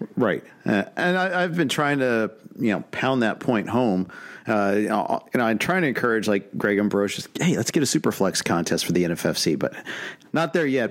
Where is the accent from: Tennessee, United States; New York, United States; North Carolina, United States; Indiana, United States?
Indiana, United States; Indianapolis; now in Los Angeles, United States; I'm born and raised in Indianapolis